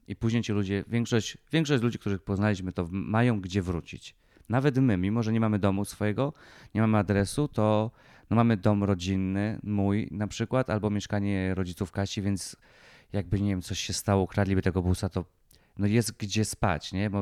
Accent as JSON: {"language": "Polish", "region": "Lesser Poland", "country": "Poland"}